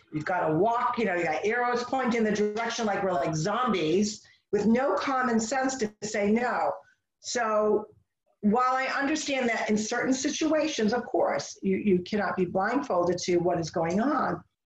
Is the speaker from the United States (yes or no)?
yes; United States; as American